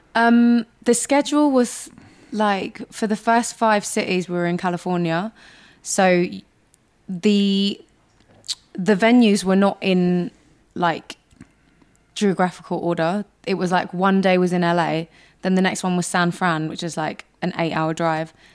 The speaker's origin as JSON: {"language": "English", "region": "London", "country": "United Kingdom", "said": "I'm a girl from North London"}